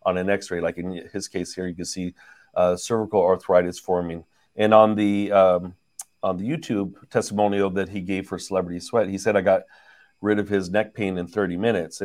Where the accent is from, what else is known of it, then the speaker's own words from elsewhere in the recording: San Francisco Bay Area, California, United States; now in Los Angeles, United States; we're from the San Francisco Bay Area originally